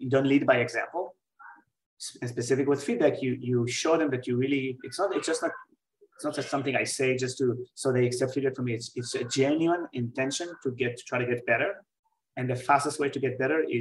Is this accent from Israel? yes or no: yes; Israel; born or raised there; moved away as an adult; also born or lived in New York